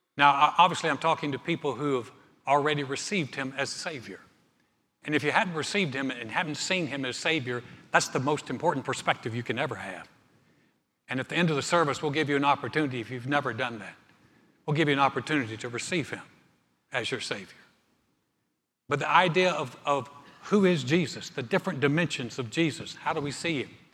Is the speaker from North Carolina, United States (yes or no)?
yes; North Carolina, United States; the mountains of my home state, North Carolina